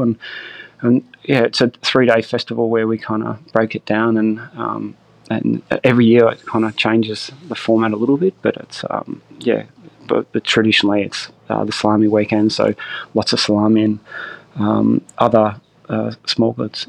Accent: Gippsland, Victoria, Australia; also born or lived in Melbourne; I grew up down here in Gippsland

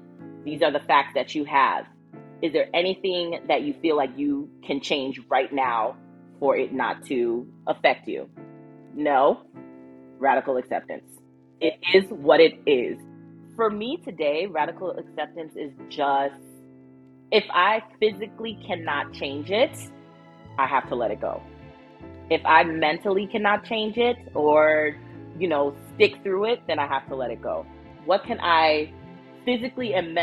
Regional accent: Minneapolis, Minnesota, United States; I am from Minneapolis, Minnesota

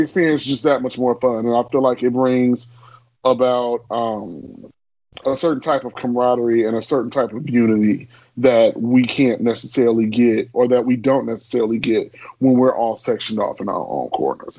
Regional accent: Chicago, Illinois, United States; growing up in Chicago

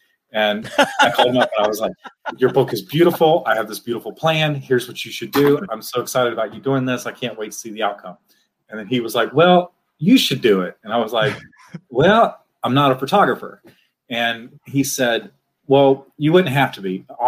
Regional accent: Huntsville, Alabama, United States; So the way we talk, when I say I'm from Alabama, everyone says that. But there's a huge difference if you're from Huntsville.

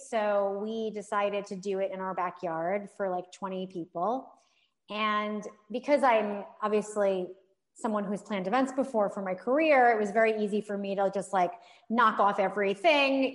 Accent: New York, United States; I am a New Yorker

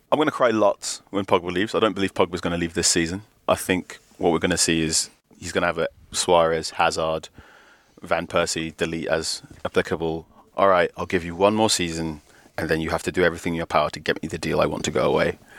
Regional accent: Ghana; As a Ghanaian person

